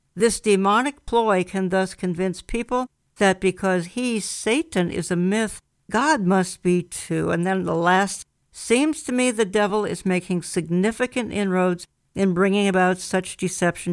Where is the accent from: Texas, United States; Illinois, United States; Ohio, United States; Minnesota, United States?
Minnesota, United States; my hometown, which has become an embarrassment, Minnesota